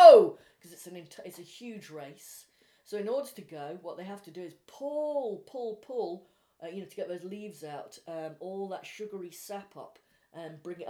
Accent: Wales, United Kingdom; I was brought up in Wales

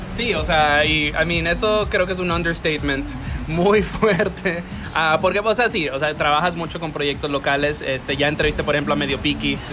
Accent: Dominican Republic; yo me crié aquí

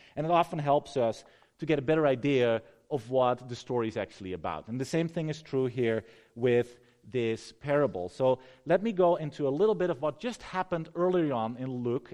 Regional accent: Netherlands; moved away; I'm from the Netherlands

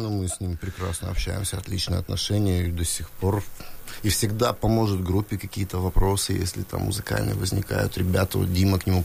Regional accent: Novorossiysk, Krasnodar Krai, Russia; Да, я, я коренной житель, я родился здесь, в Новороссийске.

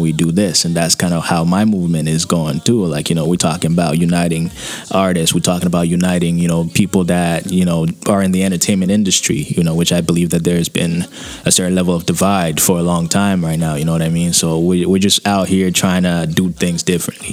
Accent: Nigeria; moved away as an adult; now in Toronto, Canada; I was born and raised in Nigeria, you know. I'm Nigerian, you know, full-bloodedly

